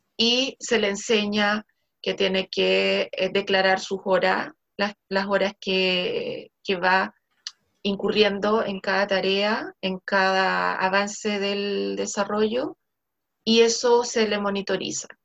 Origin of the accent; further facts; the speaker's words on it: Chile; Lo único que nos juega un poquito en contra es que no somos full inglés.